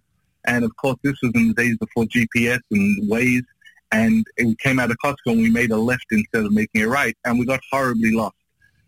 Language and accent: English; Australia; also born or lived in Israel; now in Chicago, United States; I'm from Australia. I just moved from Israel.